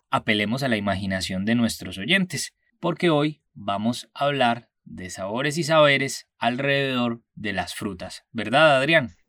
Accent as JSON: {"language": "Spanish", "region": "Antioquia", "country": "Colombia", "said": "nosotros como antioqueños y antioqueñas"}